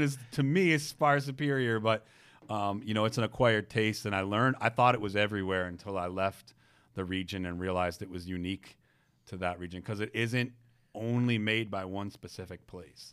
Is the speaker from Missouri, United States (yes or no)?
no; Detroit, Michigan, United States; I grew up in Detroit